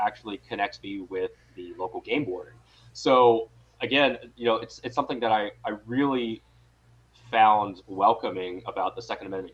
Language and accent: English; Owensboro, Kentucky, United States; moved away as an adult; also born or lived in East Coast; now in San Francisco Bay Area, United States; I was born and raised in Western Kentucky in a little town called Owensboro.